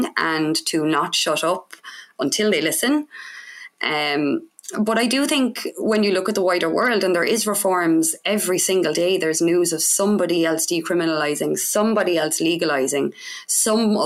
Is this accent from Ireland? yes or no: yes; Cork, Munster, Ireland; I'm from Cork in Ireland